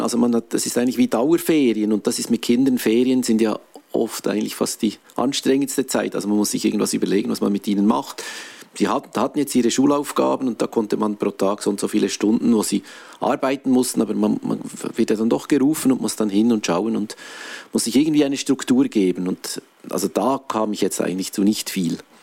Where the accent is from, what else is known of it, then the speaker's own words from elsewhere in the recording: Switzerland; normalerweise ist man als Schweizer gewohnt, dass die Krisen an einem vorbeigehen